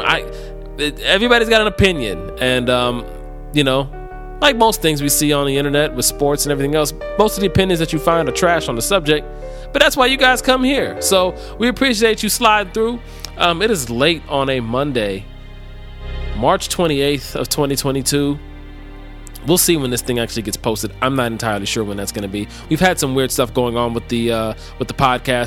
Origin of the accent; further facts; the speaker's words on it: Cleveland, Ohio, United States; I'm born and raised in Cleveland